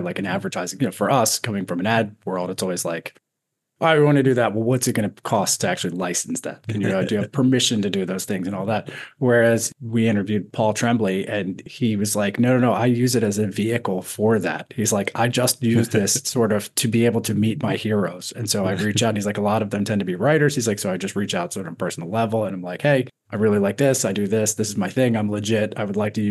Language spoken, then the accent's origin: English; Annapolis, Maryland, United States; I grew up in Annapolis